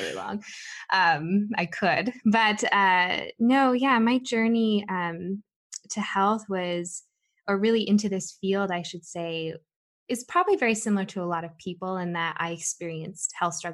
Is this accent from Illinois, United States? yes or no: no; Southern California, United States; I grew up in Southern California